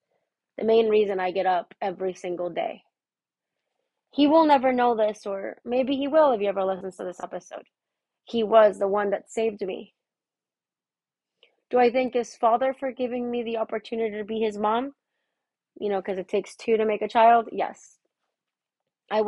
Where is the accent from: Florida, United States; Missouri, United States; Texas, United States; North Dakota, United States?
Florida, United States; Miami; moved away; I'm from Miami.